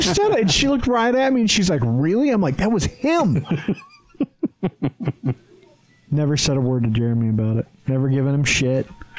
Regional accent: Green River, Wyoming, United States; now in Utah, United States; I grew up at Flaming Gorge because I grew up in Green River, Wyoming. It's like 20 minutes away from town

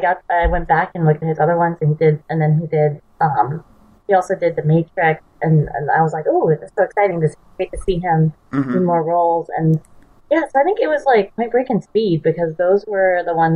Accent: California, United States; Because, like, I'm in California, so I'm a Californian. It's such a California movie.

